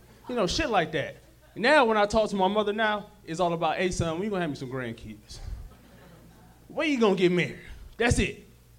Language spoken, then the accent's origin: English; Detroit, Michigan, United States; now in Los Angeles, United States